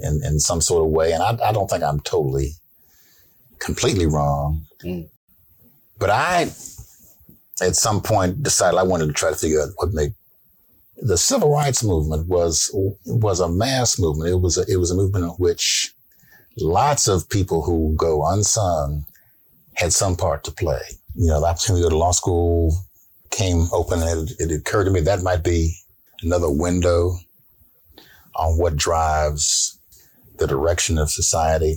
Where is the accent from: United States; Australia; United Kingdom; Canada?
United States; Dayton, Ohio; moved away; also born or lived in Nashville, Tennessee / upstate New York / Boston; I was born in Nashville, grew up in Dayton, Ohio, went to school in upstate New York at Bard College and law school at Boston College